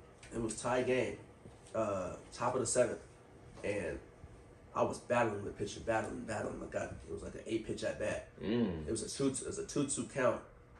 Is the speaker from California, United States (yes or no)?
yes; Vallejo, California, United States; word got around that I was from Vallejo.